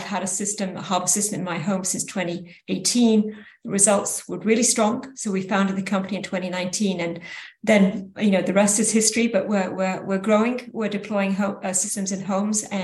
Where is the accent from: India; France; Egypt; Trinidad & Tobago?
France; moved away as an adult; also born or lived in United Kingdom; now in San Francisco Bay Area, United States; I did start off life in the UK, grew up in France, and then ended in the Bay Area where my three children were raised